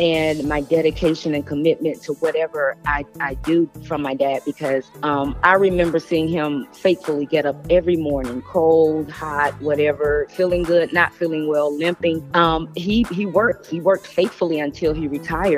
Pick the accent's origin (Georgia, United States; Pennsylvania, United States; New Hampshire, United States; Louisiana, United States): Georgia, United States; Atlanta; I am from Atlanta, Georgia. Grew up in a little town called Pool Creek